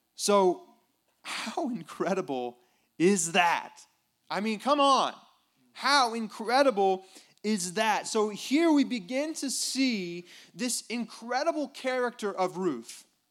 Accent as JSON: {"language": "English", "country": "United States", "said": "I'm an American"}